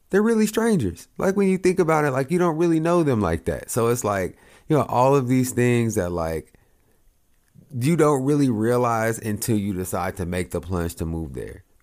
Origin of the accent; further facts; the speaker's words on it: Oklahoma, United States; but I come from Oklahoma, so I'm coming from Oklahoma to Ohio